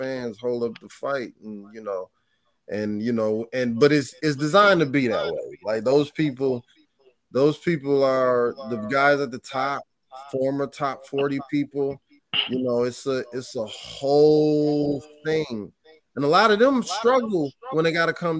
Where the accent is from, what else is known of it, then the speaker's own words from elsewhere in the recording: Michigan, United States; also born or lived in Flint; now in Chicago, United States; I'm from Michigan, so my roots is from the country too